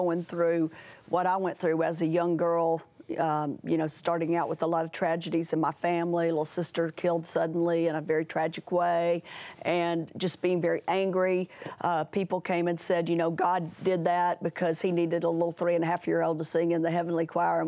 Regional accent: Tennessee, United States; moved away; I was from Tennessee, the first home was in West Monroe, Louisiana

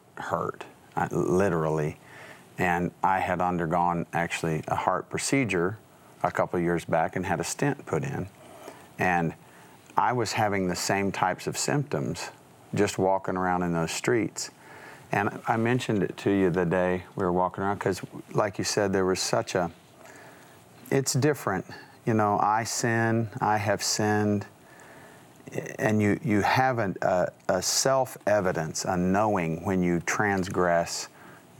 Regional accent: West Texas and New Mexico, United States; growing up in West Texas and New Mexico

